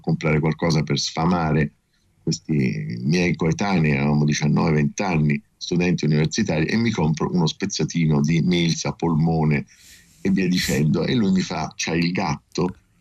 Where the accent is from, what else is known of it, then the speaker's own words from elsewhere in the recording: Taranto, Apulia, Italy; moved away as an adult; also born or lived in Rome; io vengo da Taranto, arrivo a Roma